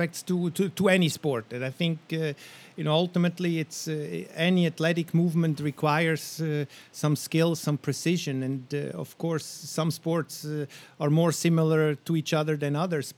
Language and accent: English; Switzerland; growing up in Switzerland